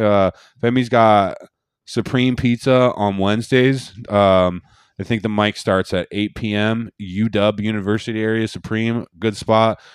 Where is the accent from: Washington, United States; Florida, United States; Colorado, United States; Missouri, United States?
Washington, United States; Seattle; I'm from Seattle.